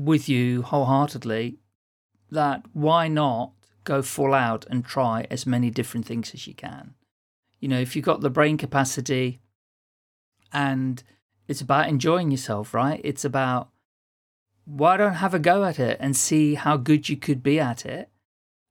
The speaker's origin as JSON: {"language": "English", "country": "Netherlands", "first_language": "Dutch", "second_language": "English", "moved": "as an adult", "lives_now": "England", "said": "I'm originally from the Netherlands, and when we came to England in 1977"}